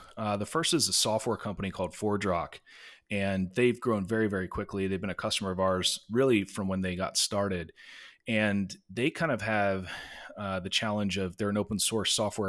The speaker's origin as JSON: {"language": "English", "country": "China", "tie": "born or raised there", "said": "I grew up overseas in China and went to an international school."}